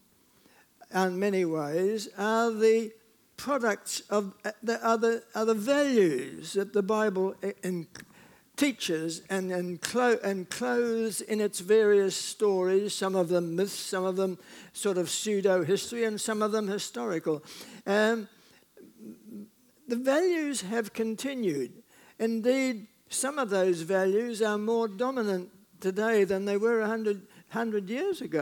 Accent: New Zealand; I speak as a New Zealander

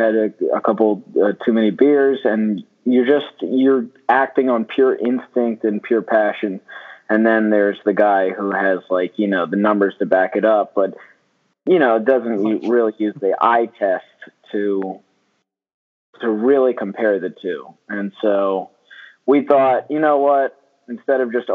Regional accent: Baltimore, Maryland, United States; now in Chicago, United States; I'm also from Baltimore

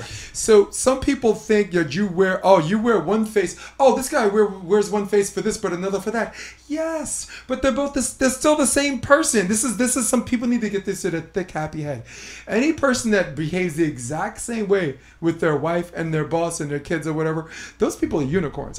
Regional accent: New York City, New York, United States; I'm born and raised in Brooklyn.

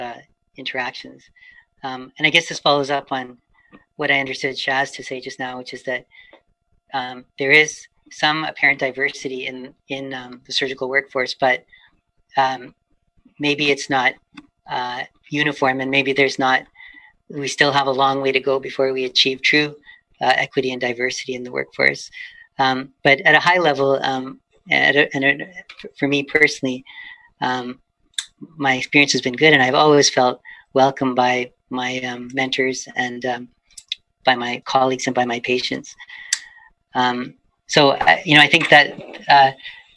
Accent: Edmonton, Alberta, Canada; now in Vancouver, Canada; growing up in Edmonton in the 70s and 80s

